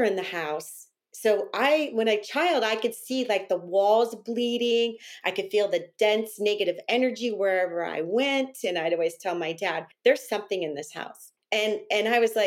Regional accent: Northern California, United States; I'm native from California, and I grew up in a town in Northern California.

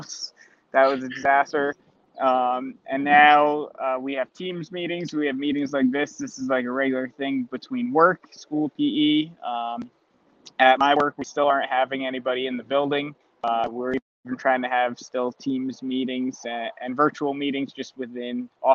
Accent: Orange County, New York, United States; in my hometown, so it's close to home

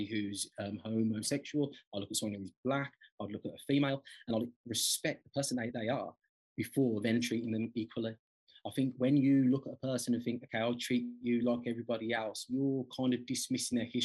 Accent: Birmingham, West Midlands, United Kingdom; I'm from Birmingham, as you can probably tell from my accent. So I was brought up on a council estate

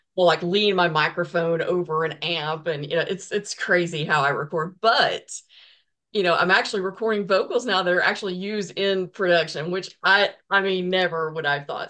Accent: the South, United States; I'm from the South, so I was raised in a Baptist church

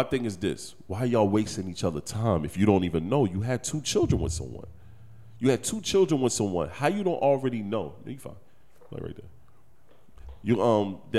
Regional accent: Detroit, Michigan, United States; moved away; also born or lived in Anderson, South Carolina; in Detroit, where I'm really from

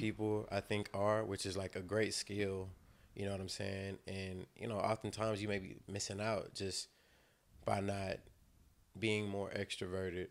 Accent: the South, United States; all of us are from the South.

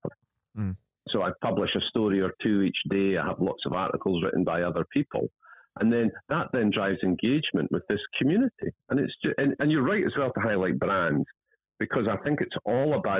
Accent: Scotland, United Kingdom; accent: Scottish

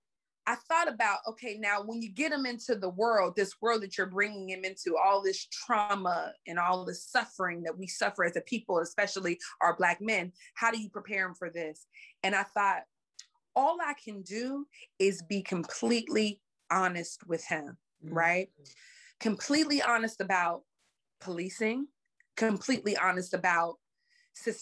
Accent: Pittsburgh, Pennsylvania, United States; now in Los Angeles, United States; growing up in a project in Pittsburgh, Pennsylvania, where I'm from

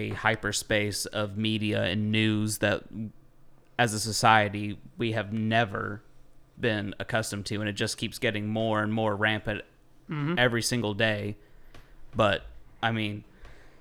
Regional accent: United States; as an American, like, I love my fucking country

